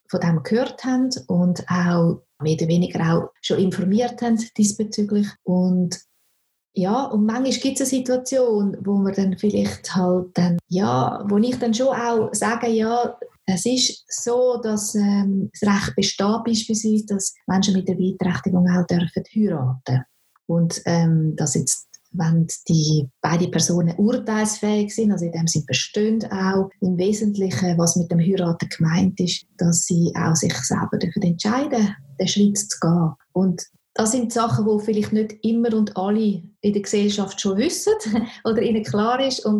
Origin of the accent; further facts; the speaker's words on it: Switzerland; gibt es bei uns in der Schweiz noch nicht so wirklich eine gute Unterstützung